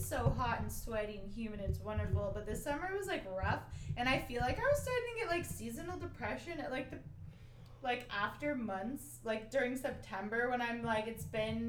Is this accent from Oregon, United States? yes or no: yes; Oregon, United States; moved away as an adult; I'm from Oregon